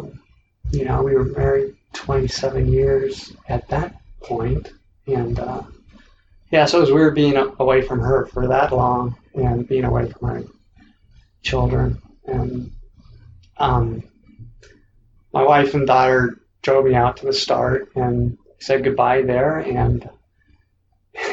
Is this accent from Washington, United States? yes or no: yes; Washington, United States; I grew up in Washington State